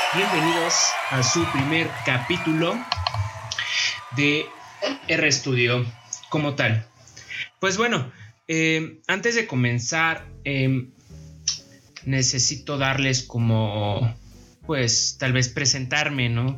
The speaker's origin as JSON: {"language": "Spanish", "region": "Mexico City", "country": "Mexico", "tie": "born or raised there", "said": "Soy originario de la Ciudad de México"}